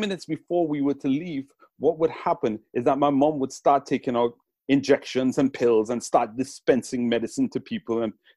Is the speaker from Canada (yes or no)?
no; Trinidad & Tobago; now in England, United Kingdom; the paradise where I was raised in Trinidad